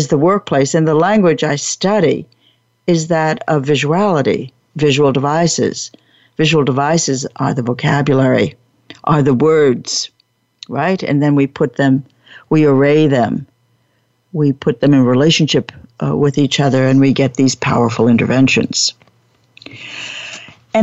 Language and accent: English; Long Branch, New Jersey, United States; I was brought up in New Jersey. But I didn't know how to get there from Long Branch, New Jersey